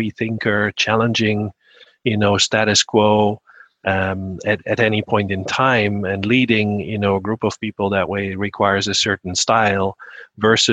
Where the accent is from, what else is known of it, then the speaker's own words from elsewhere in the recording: Amsterdam, North Holland, Netherlands; moved away as an adult; also born or lived in Germany / Singapore; I'm a Dutch native, born and raised in Amsterdam in the Netherlands